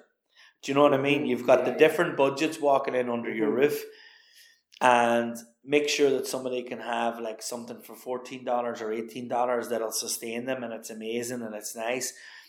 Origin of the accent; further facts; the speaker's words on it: County Donegal, Ireland; growing up in the Rosapenna, like, you know, farm to fork was something we always did.